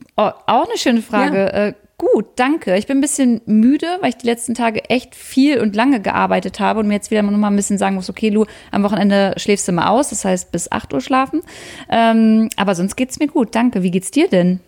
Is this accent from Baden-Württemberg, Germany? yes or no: no; Wolfenbüttel, Lower Saxony, Germany; moved away; Ich komme übrigens aus der Jägermeisterstadt